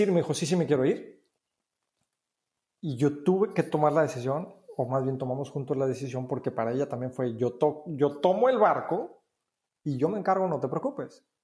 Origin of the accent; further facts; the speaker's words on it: Mexico; moved away as an adult; fue eh, el hecho de la primera vez que, salimos de México a vivir acá. Esta es la segunda vez que estamos por acá, Paola y yo.